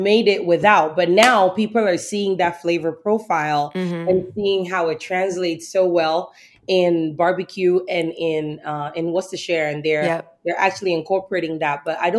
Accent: the South, United States; And I grew up in the South and I'm from the South.

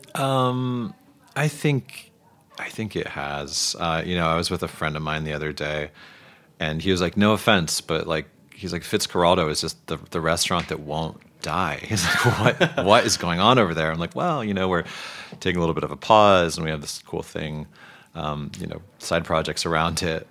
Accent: New Jersey, United States; also born or lived in Boston; now in Brooklyn, United States; I only lived there for like two years before my family moved to New Jersey

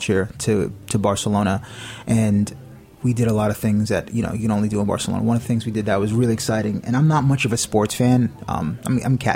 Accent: New York City, New York, United States; also born or lived in Dutchess County, New York / the Bronx; I was actually born here, and my mother got remarried, and we moved upstate

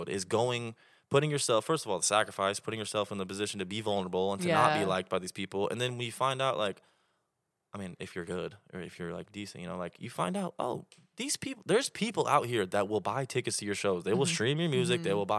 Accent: Oklahoma, United States; Well, I'm from Oklahoma.

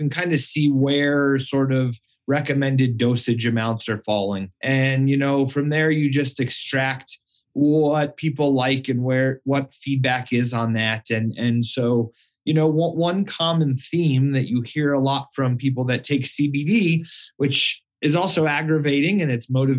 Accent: Colorado, United States; going to college in Boulder and growing up in Colorado

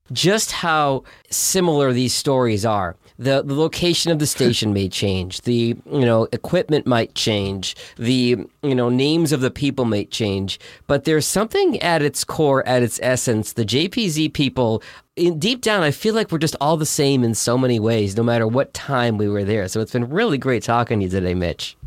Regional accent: Boston, Massachusetts, United States; moved away; I grew up in Boston

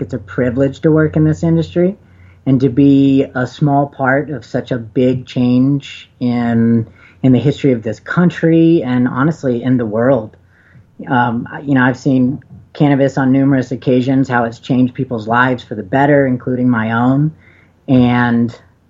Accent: the South, United States; now in Colorado, United States; I'm from the South where I still have friends back home

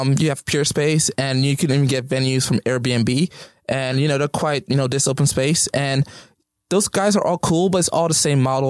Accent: Inglewood, California, United States; I'm SoCal resident.

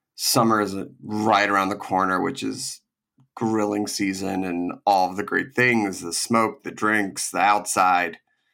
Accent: East Coast, United States; when I was growing up on the East Coast

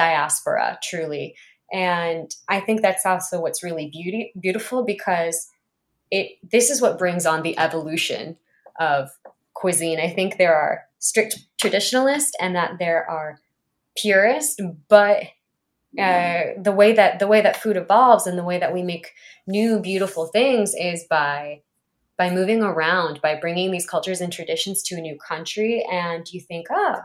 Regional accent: Panama; moved away; also born or lived in Japan; I'm from Panama

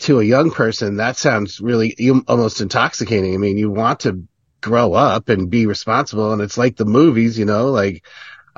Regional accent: Connecticut, United States; I'm from Connecticut in a small town, not the rich part, but the dumb part.

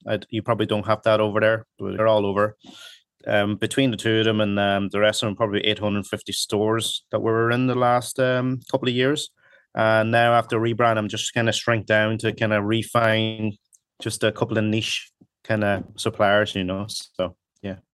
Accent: Donegal, Ulster, Ireland; English is a second language; also born or lived in Hong Kong; now in Dublin, Ireland; I came over here to Ireland when I was eight.

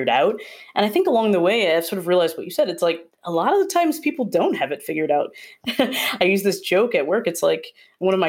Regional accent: Wisconsin, United States; moved away as an adult; also born or lived in Rhode Island; I'm from Wisconsin, and I went to school in Rhode Island

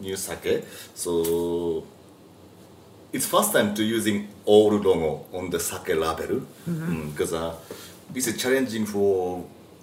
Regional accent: Japan; English is a second language

